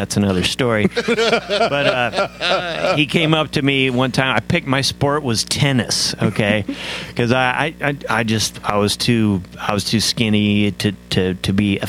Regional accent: Midwest, United States; moved away; also born or lived in East Coast / Houston, Texas; I grew up in a country called the Midwest. Man, what a great place to grow up

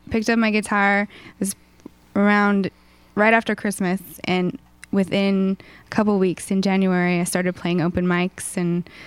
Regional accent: Mossyrock, Washington, United States; It was, we were surrounded by two beautiful lakes

